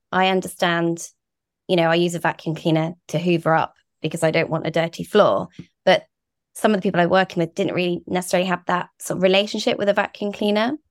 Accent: Guernsey; moved away; also born or lived in Brighton; we're from Guernsey and the Channel Islands, a really beautiful island

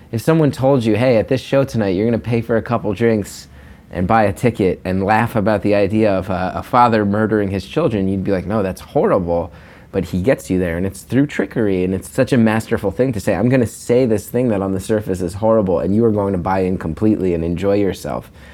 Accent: New Jersey, United States; now in New York, United States; growing up in North Jersey

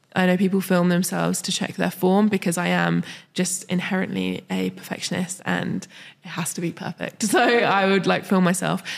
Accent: London, United Kingdom; moved away; I'm from London

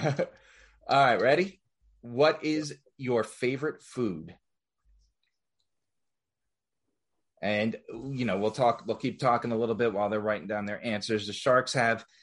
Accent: New Jersey, United States; now in Atlanta, United States; I'm from the Northeast as well. I grew up in North Jersey

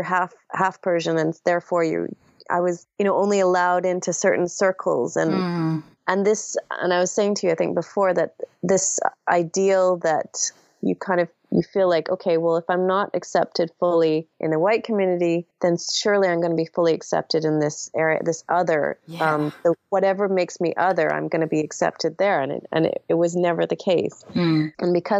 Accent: Canada; moved away as an adult; also born or lived in England; I am mixed race myself. So I grew up in Canada. My father's Iranian. My mom's English. And we emigrated when I was about 4 years old, immigrated to Canada.

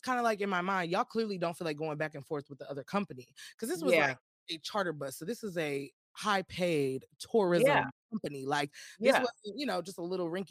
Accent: Austin, Texas, United States; I was just in Austin. I was like, that's my hometown.

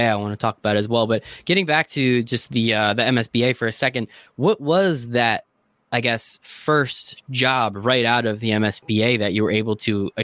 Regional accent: New Jersey, United States; I'm from New Jersey, so I grew up a Nets fan because we had two teams here in New Jersey

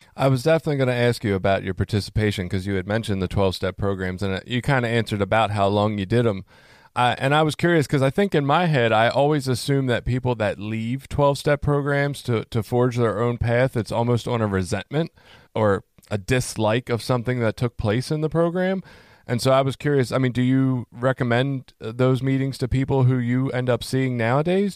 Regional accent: Baltimore, Maryland, United States; moved away; I come from Baltimore originally

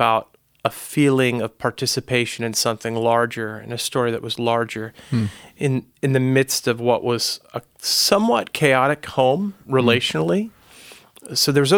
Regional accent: Long Island, New York, United States; I grew up on Long Island, and my folks were from the city, moved out to the island in the 60s, which was a time of white flight from the city.

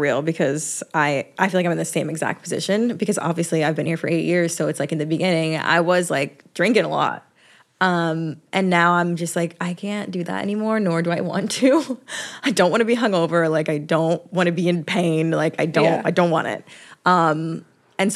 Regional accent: Atlanta, Georgia, United States; Like, when I'm at home, I'm from Atlanta, and like from the suburbs.

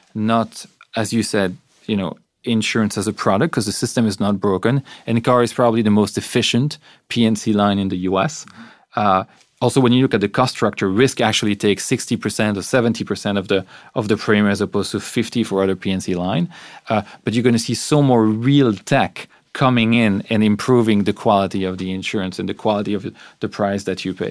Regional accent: Belgium; moved away; I'm from Belgium. We come from societies where healthcare is effectively free

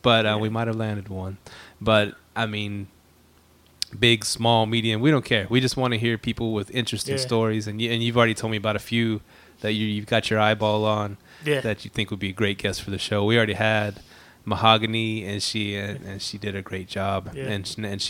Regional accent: Houston, Texas, United States; And guess what? I'm from Houston.

